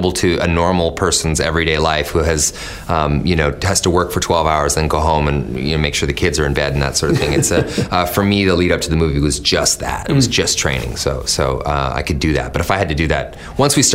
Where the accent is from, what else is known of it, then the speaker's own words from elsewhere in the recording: Canada; I'm Canadian